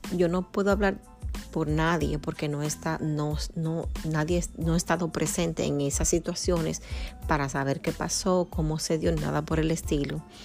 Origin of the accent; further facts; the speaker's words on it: Dominican Republic; nacida en República Dominicana, mi país natal